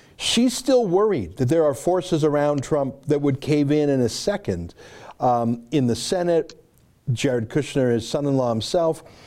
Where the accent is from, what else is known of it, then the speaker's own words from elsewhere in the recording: Canada; I'm a Canadian.